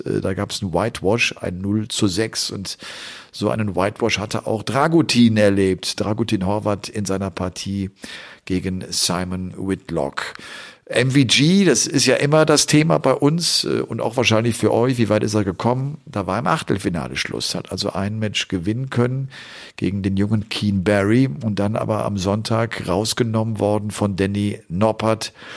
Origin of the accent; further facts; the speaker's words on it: Cologne area, North Rhine-Westphalia, Germany; ich komme ja aus der Kölner Gegend